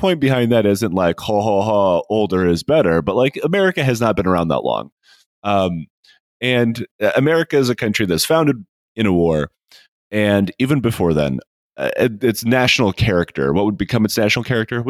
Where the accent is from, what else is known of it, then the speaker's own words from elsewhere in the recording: Michigan, United States; I'm from Michigan